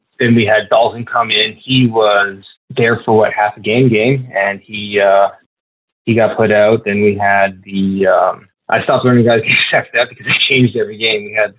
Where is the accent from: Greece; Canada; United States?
Canada; Ontario; So I'm from the Niagara region, which is really close to Buffalo.